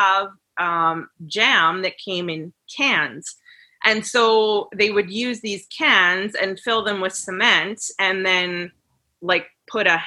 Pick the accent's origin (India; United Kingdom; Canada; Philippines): Canada; Winnipeg, Manitoba; I'm from Winnipeg, Manitoba, and you know, I had a good childhood